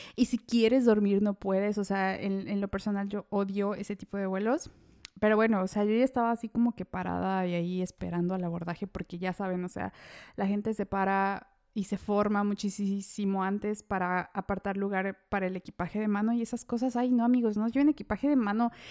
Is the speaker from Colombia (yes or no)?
no; Mexico; moved away as an adult; now in Austria; soy mexicana, actualmente vivo en el bello país de Austria